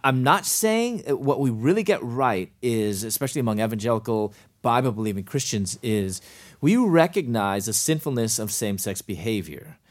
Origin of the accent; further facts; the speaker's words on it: Chicago, Illinois, United States; moved away as an adult; also born or lived in Louisville, Kentucky / Atlanta; I was from Chicago, moved to Louisville, Kentucky